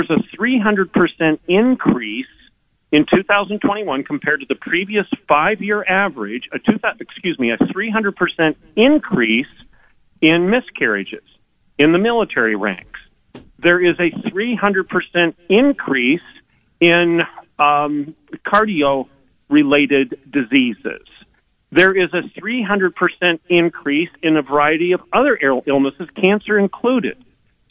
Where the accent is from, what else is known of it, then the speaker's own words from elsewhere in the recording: Michigan, United States; now in Oklahoma, United States; I'm from Michigan